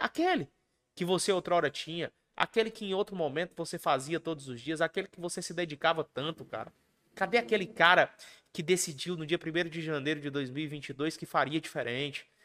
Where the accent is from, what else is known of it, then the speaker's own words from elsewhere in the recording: Ceará, Brazil; also born or lived in Mato Grosso do Sul; Eu sou cearense.